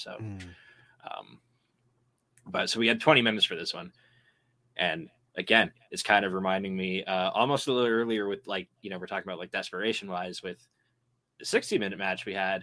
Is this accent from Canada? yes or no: yes; Canada; accent: Canadian; my Canadian accent